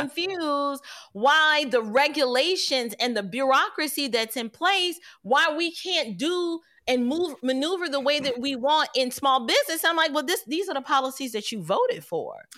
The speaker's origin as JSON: {"language": "English", "town": "New York City", "region": "New York", "country": "United States", "said": "I'm from New York City"}